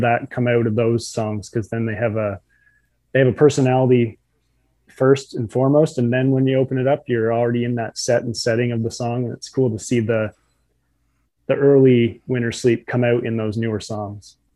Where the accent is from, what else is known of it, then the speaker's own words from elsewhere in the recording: New Brunswick, Canada; I'm from New Brunswick